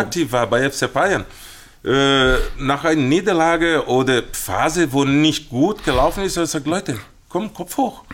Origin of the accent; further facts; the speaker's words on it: Brazil; German is a second language; moved away as an adult; now in Munich, Germany; bei uns in Brasilien